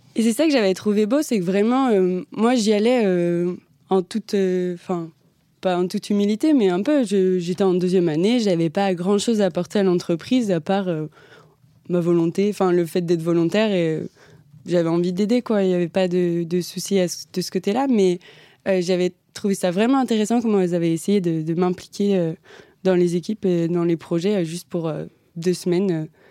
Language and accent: French; Mortagne-sur-Sèvre, Pays de la Loire, France; moved away as an adult; now in Paris, France; je viens de Vendée, donc voilà, je suis arrivée à Paris il n'y a pas si longtemps que ça.